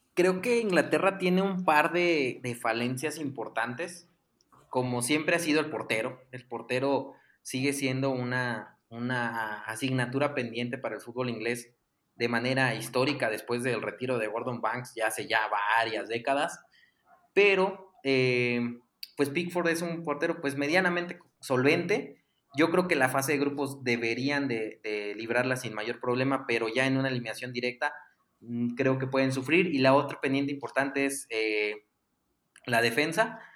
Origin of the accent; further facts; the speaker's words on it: Mexico; como mexicanos